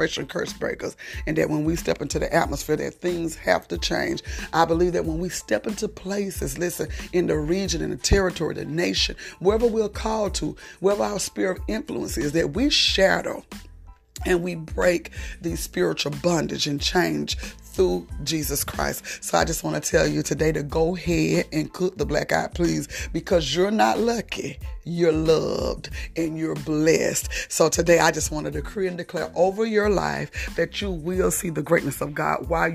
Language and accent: English; South Georgia, United States; I'm from South Georgia and it's getting cold and we don't really like cold weather here